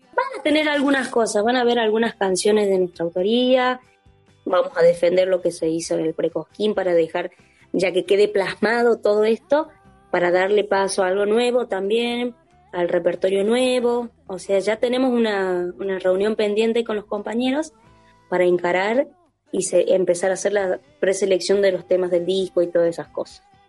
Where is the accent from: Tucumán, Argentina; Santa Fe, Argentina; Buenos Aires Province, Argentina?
Tucumán, Argentina; moved away; Esto de haberme ido de mi provincia me generó el, desarraigo, me hizo quererla más y cantarla a mi tierra